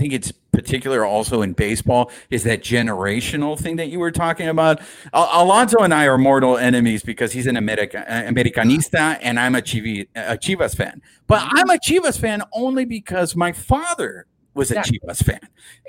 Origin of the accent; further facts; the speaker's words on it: Orange County, California, United States; I was raised in Orange County.